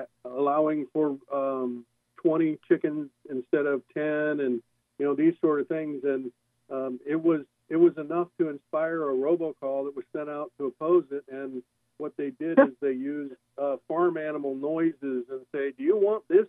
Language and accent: English; Encinitas, California, United States; also born or lived in Anchorage, Alaska; growing up in Encinitas